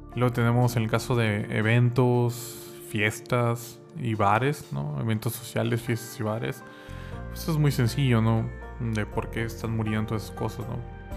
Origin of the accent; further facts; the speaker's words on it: Mexico; el estado eh, donde soy nativo